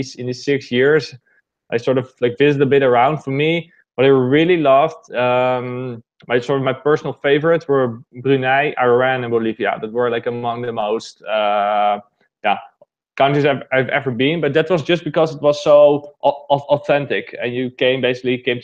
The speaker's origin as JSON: {"language": "English", "country": "Netherlands", "tie": "born or raised there", "said": "I'm basically born and raised in the Netherlands."}